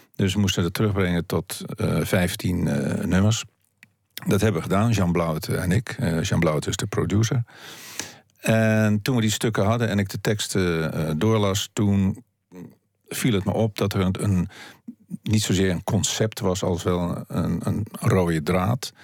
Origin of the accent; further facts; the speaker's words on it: Haarlem, North Holland, Netherlands; also born or lived in Heemstede; zoals een oude buurt waar ik opgroeide en waar ik eh, in Haarlem, waar ik op mijn achtste wegging, omdat ik verhuisde naar Heemstede